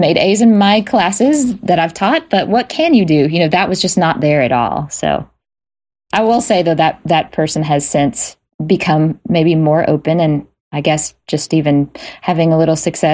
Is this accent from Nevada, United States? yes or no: no; Jackson, Mississippi, United States; I grew up in Jackson, Mississippi, in a very gospel blues world